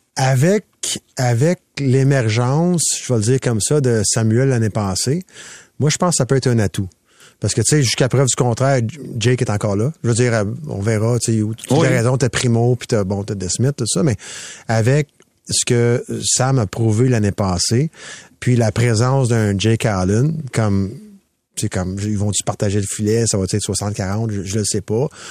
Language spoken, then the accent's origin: French; Quebec, Canada; je suis un Québécois